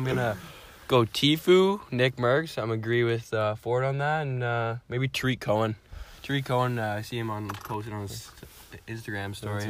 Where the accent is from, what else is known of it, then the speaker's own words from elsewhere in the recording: Ottawa, Ontario, Canada; I'm from Ottawa, so I'm an Ottawa fan.